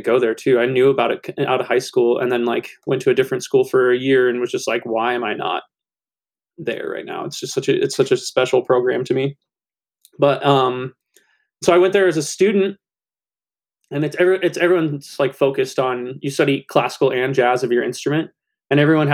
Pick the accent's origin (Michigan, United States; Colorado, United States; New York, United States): Colorado, United States; now in Iowa, United States; I'm originally from Colorado and I live in Iowa now